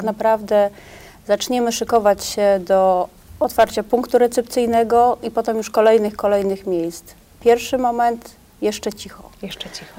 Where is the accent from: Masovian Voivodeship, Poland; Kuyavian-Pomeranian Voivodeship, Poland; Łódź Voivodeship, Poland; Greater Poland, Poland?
Greater Poland, Poland; Poznań; Ja jestem jako poznanianka Wielkopolanka, nie ukrywam, szalenie dumna